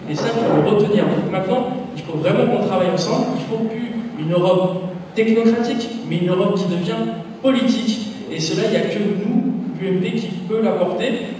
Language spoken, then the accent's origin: French; La Courneuve, Île-de-France, France; j'ai grandi à la Courneuve